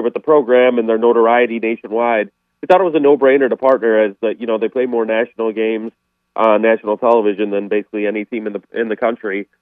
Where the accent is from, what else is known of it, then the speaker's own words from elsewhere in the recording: Chicago, Illinois, United States; I'm from Chicago